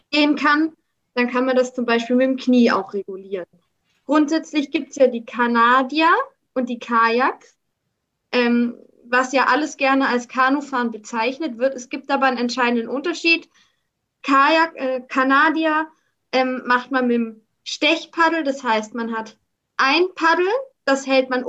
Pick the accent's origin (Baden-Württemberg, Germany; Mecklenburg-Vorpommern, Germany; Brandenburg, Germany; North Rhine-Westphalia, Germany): Baden-Württemberg, Germany; Karlsruhe; ich komme aus Karlsruhe, mache zurzeit eine Ausbildung im mittleren Verwaltungsdienst.